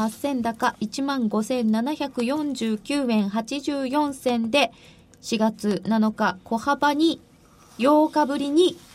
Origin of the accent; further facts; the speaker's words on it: Yamagata, Japan; moved away as an adult; 私も山形にいたのは18年なのでもうこっちにいる時間のが長いんですけど、うんでもやっぱり生まれたところって強いですよ